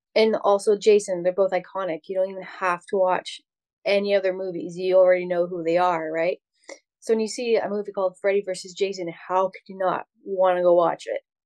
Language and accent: English; Canada; I'm Canadian